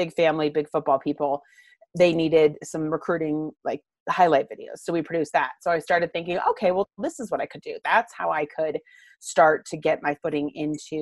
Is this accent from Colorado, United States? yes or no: yes; Littleton, Colorado, United States; also born or lived in London; I grew up in Littleton, Colorado. So I'm not a Denver native. I got here when I was four